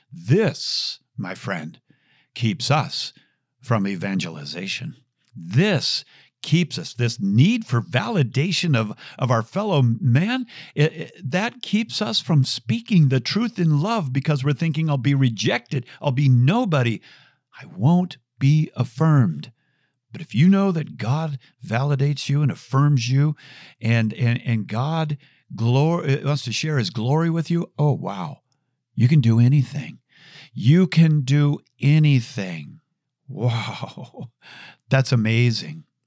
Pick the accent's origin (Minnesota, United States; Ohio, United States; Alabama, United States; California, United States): Minnesota, United States; Chanhassen; I grew up with Prince. Uh, I am from Chanhassen, Minnesota.